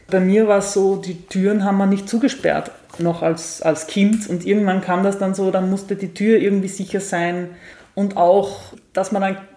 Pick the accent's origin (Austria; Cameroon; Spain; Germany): Austria; Upper Austria; now in Vienna, Austria; wir sind ja beide aus Oberösterreich, aber leben ja. jetzt beide